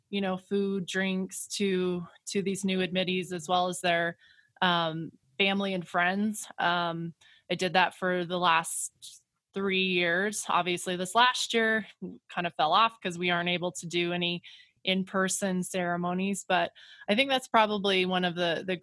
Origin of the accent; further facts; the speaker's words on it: Grand Junction, Colorado, United States; sometimes I think I got on because simply I'm I'm from Grand Junction, but that's all right.